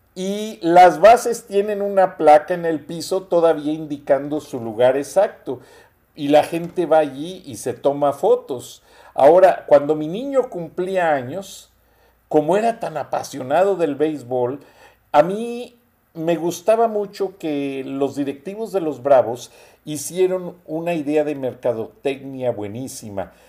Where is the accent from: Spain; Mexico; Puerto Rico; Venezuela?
Mexico; somos los mexicanos